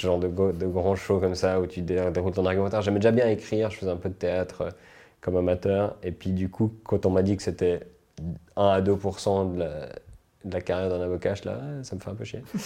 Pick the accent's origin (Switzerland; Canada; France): Switzerland; also born or lived in United States